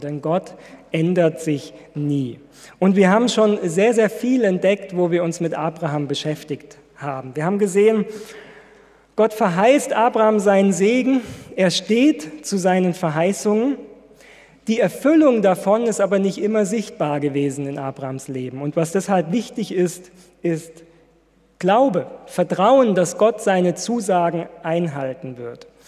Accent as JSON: {"language": "German", "town": "Ludwigsburg", "region": "Baden-Württemberg", "country": "Germany", "moved": "yes", "said": "von meiner Heimatgemeinde erzählen in Ludwigsburg."}